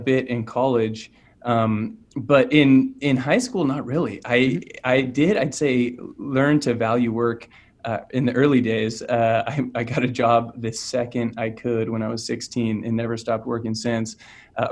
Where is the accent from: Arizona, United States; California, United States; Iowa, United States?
California, United States; Orangevale; So I grew up in California in a small town called Orangevale, which is outside of Sacramento.